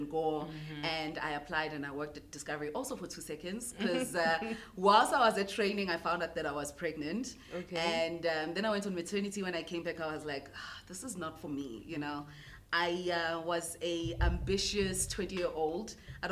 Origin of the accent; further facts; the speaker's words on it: Newcastle, KwaZulu-Natal, South Africa; I'm a girl from Newcastle, eMatateni. I grew up there